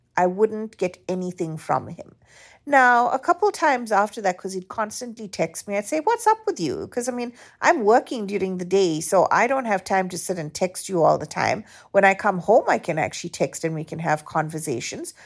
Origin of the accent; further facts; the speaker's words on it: South Africa; moved away; growing up in South Africa